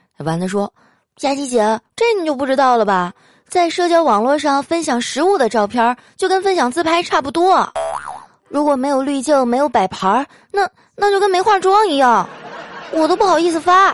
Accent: Northeast China, China; moved away; 好久都没吃家乡菜了， 就挑一东北菜馆儿

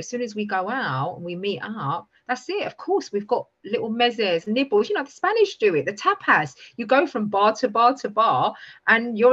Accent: London, United Kingdom; I grew up in East London

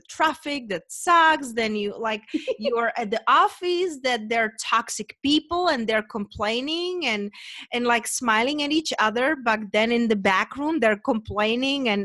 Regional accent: Czechia; moved away as an adult; also born or lived in London / Spain; now in United States; I'm originally from Czech Republic

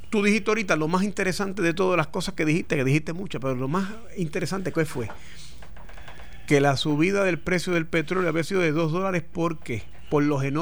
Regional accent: United States; Bueno, en principio sí porque yo soy americano

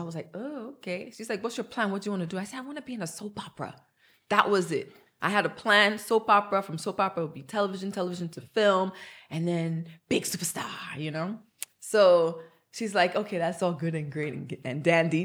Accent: Nigeria; moved away; I'm Nigerian

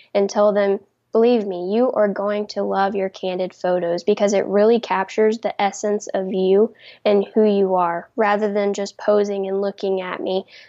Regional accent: South Carolina, United States; I'm from South Carolina

